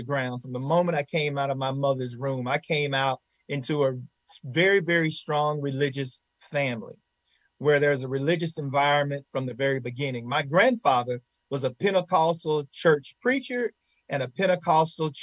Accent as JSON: {"language": "English", "town": "Henderson", "region": "Texas", "country": "United States", "tie": "born or raised there", "said": "My hometown, Henderson, Texas, is a very rich town."}